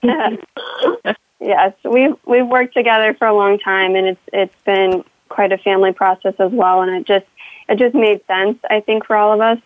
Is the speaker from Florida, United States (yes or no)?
yes; Space Coast, Florida, United States; moved away; I'm from the Space Coast where I could usually view all the launches from my bedroom window